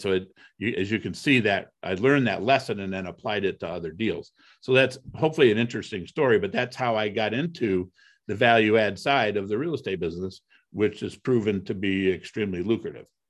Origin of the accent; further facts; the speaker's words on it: Toledo, Ohio, United States; also born or lived in Cleveland, Ohio; I grew up in Toledo, Ohio